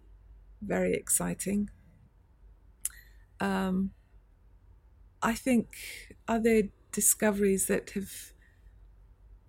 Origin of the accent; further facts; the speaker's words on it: Edinburgh, Scotland, United Kingdom; moved away as an adult; also born or lived in Cambridge / Oxford / MIT, United States; now in London, United Kingdom; I grew up in Scotland, in Edinburgh.